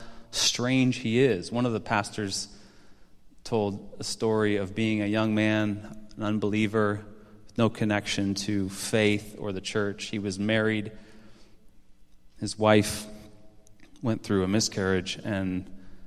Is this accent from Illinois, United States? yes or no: yes; Chicago, Illinois, United States; I got to stay here in my hometown